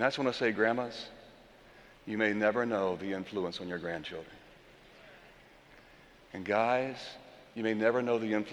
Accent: Orlando, Florida, United States; moved away; also born or lived in North Carolina; I was born here in Orlando, but grew up in my teenage years in North Carolina

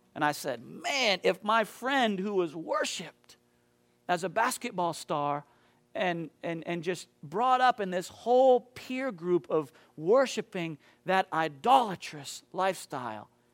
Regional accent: Maine, United States; moved away; back in my hometown in Maine

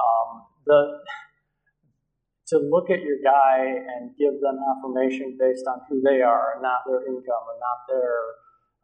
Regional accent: Battle Creek, Michigan, United States; I grew up in Battle Creek, so not too far from here.

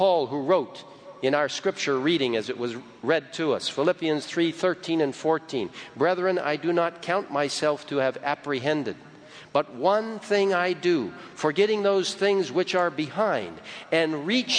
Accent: Egypt; moved away; I grew up in Egypt, and it's a wonderful country

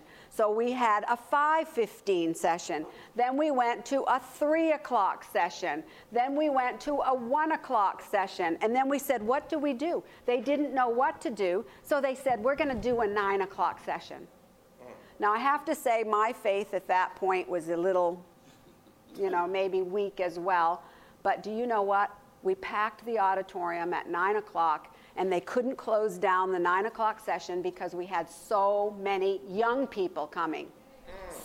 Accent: United States; I'm an American

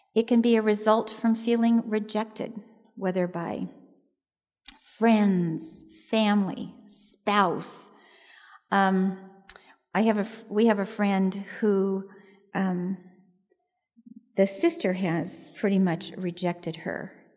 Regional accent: Southern California, United States; I was born and raised in Southern California

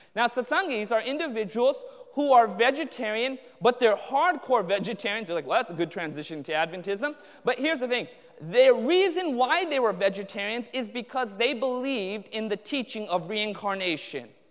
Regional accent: Anaheim, California, United States; I grew up in Southern California, Orange County, born and raised there in Anaheim

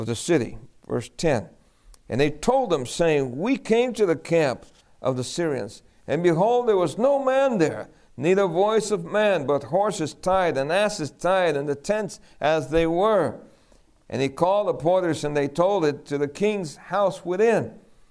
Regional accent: New York City, New York, United States; also born or lived in El Fanguito, Puerto Rico; We grew up in New York City

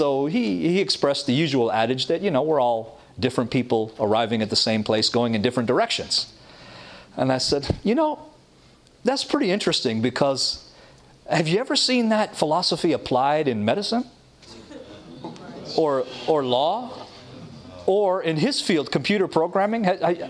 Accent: Toronto, Ontario, Canada; moved away as an adult; now in Michigan, United States; I was raised in Toronto, Canada, with loving family

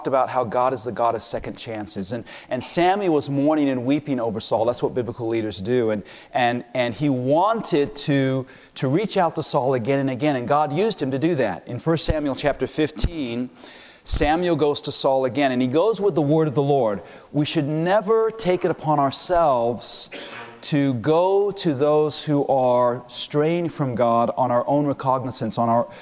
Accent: London, United Kingdom; moved away; also born or lived in United States; When I was a young man, I was raised in London, England.

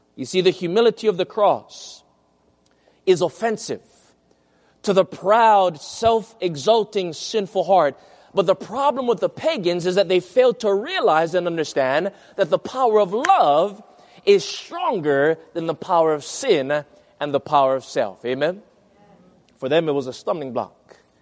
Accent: Hawaii, United States; my hometown in Hawaii

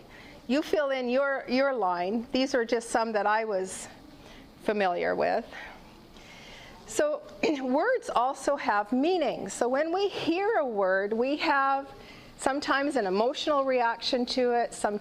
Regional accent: Canada; I'm a mom, a grandparent, and I'm Canadian.

